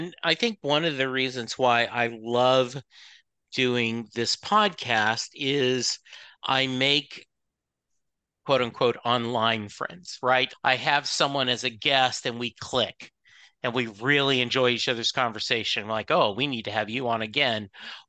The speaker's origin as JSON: {"language": "English", "town": "Leesville", "region": "Louisiana", "country": "United States", "tie": "born there", "said": "And I was born in Leesville, Louisiana."}